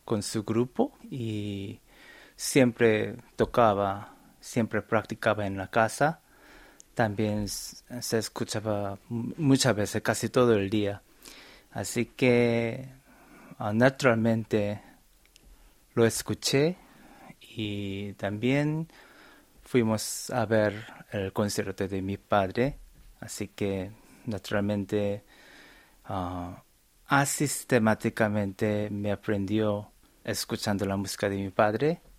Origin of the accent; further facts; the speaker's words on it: Buenos Aires, Argentina; also born or lived in South Korea; yo, nací en Corea, pero mm, mi familia se mudaron a Buenos Aires.